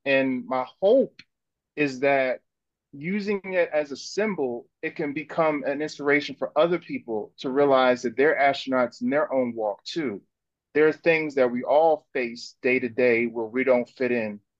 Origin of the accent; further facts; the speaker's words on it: North New Jersey, United States; now in Brooklyn, United States; I was from North New Jersey.